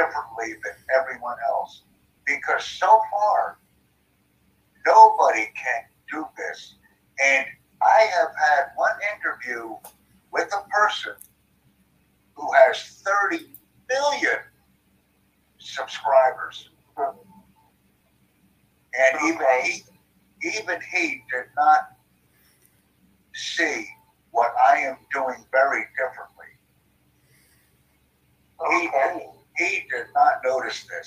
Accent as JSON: {"language": "English", "country": "United States", "first_language": "English", "said": "I'm from the United States, but I speak German, Dutch, Japanese, and English. Mm-hmm. English is my main language"}